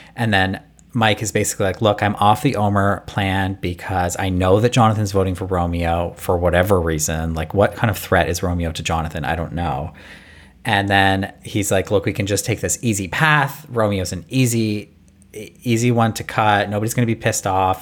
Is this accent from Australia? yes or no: no; Canada; us Canadians